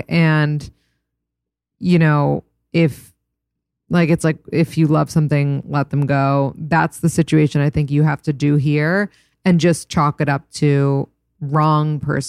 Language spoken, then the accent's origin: English; East Coast, United States; now in California, United States; We're both from the East Coast, but he lives in Wyoming and I live in California and long distance is tough.